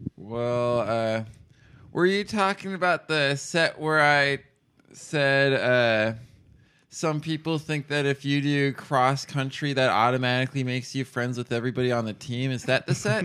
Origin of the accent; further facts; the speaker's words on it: Ames, Iowa, United States; also born or lived in Pella, Iowa; I took all my education up to the end of high school in Ames